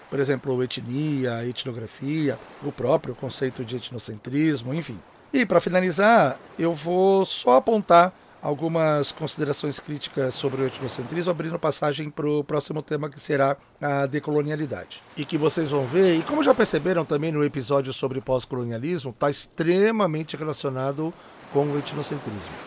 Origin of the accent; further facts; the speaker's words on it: Espírito Santo, Brazil; moved away as an adult; also born or lived in Campinas, Brazil; now in São Paulo, Brazil; Eu sou originário de um dos estados que são considerados mais apagados da Federação Brasileira, o Espírito Santo. Acho que eu já disse em episódios anteriores que eu sou capixaba